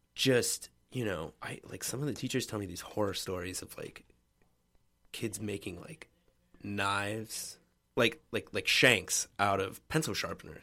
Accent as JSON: {"language": "English", "town": "Richmond", "region": "Virginia", "country": "United States", "tie": "born or raised there", "said": "I grew up in Richmond, Virginia, or in the suburbs of Richmond, Virginia"}